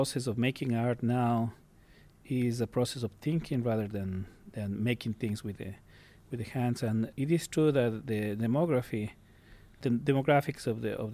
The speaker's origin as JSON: {"language": "English", "town": "Cuenca", "region": "Azuay", "country": "Ecuador", "tie": "born or raised there", "moved": "as an adult", "lives_now": "United States", "said": "I am from a city that is known in my country as the Athens of Ecuador"}